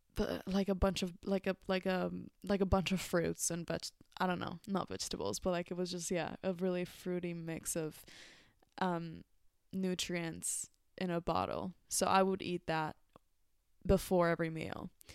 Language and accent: English; Mexico; moved away; growing up in Mexico, I would see food as, um, part of my culture